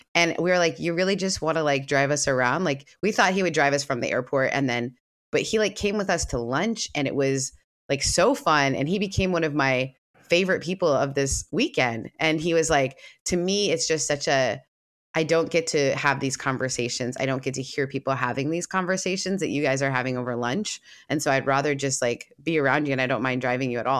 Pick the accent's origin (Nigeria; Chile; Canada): Canada; moved away; also born or lived in the American South; I grew up in a very progressive setting because I am Canadian